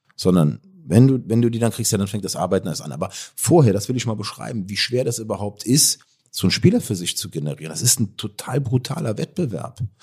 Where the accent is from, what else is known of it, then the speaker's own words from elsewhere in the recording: Cologne, North Rhine-Westphalia, Germany; Ich, ich komme aus, aus, aus Köln